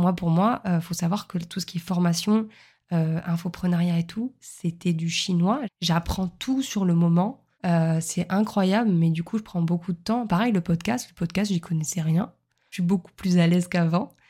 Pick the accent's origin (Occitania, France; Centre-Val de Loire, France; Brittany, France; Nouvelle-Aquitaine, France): Occitania, France; Montpellier; also born or lived in Lille; now in Nice, France; je suis originaire de Montpellier